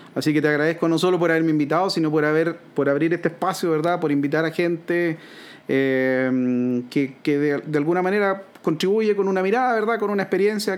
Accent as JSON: {"language": "Spanish", "country": "Chile", "said": "nosotros como chilenos"}